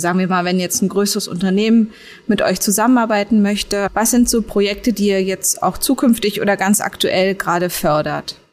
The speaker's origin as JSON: {"language": "German", "region": "Berlin", "country": "Germany", "said": "mir als Berlinerin"}